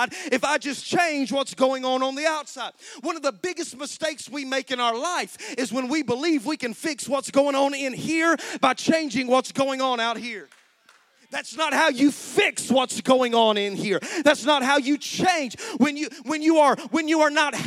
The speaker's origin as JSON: {"language": "English", "country": "United States", "said": "American Christians"}